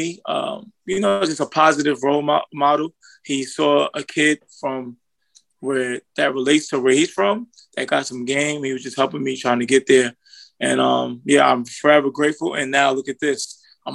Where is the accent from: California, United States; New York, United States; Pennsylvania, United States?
New York, United States; New York City; I'm from Brooklyn, New York